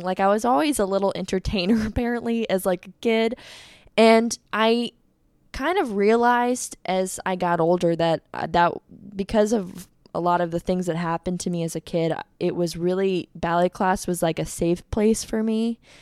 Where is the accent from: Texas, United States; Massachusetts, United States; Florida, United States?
Florida, United States; Fort Walton Beach; I am from Fort Walton Beach, Florida